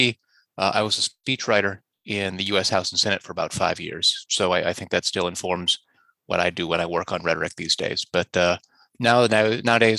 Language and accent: English; Indiana, United States; also born or lived in Montreal; now in Toronto, Canada; I grew up in Indiana, actually